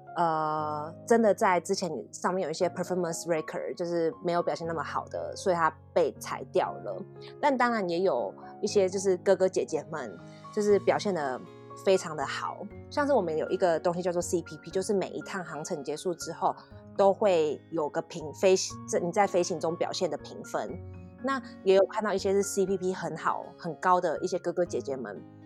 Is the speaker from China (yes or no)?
no; Taiwan; 只有我一个台湾人